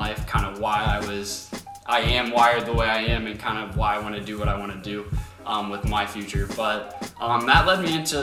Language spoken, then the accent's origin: English; Lima, Ohio, United States; moved away as an adult; now in Cincinnati, United States; we're from Lima, Ohio.